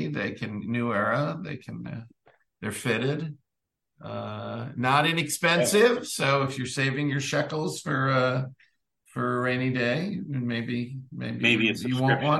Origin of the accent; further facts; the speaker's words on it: Great Neck, New York, United States; Yeah, I'm from Great Neck